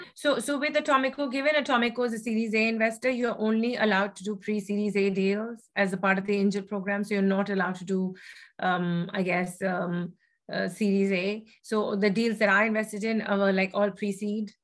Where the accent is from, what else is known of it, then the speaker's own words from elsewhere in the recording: Kolkata, West Bengal, India; moved away as an adult; I grew up actually in Kolkata, uh, in in West Bengal, and uh, spent about the first 18 years of my life there.